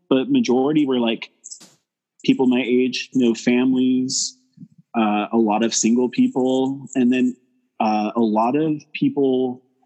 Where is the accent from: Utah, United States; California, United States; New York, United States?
California, United States; Porterville; moved away as an adult; also born or lived in Fresno; now in Seattle, United States; I grew up in Porterville, and I lived there for 18-ish years